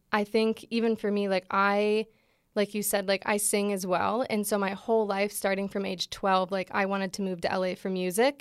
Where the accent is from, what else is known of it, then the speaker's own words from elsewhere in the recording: Michigan, United States; moved away as an adult; now in Los Angeles, United States; I grew up in Michigan. I've only been in L A for little over three years